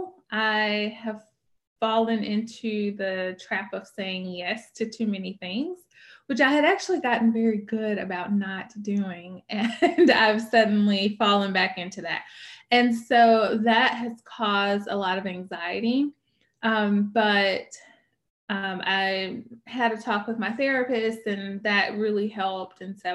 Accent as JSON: {"language": "English", "town": "Birmingham", "region": "Alabama", "country": "United States", "also_born_or_lived": "Louisville, Kentucky", "moved": "as an adult", "said": "I am from Birmingham originally, but then I lived in a bunch of other places"}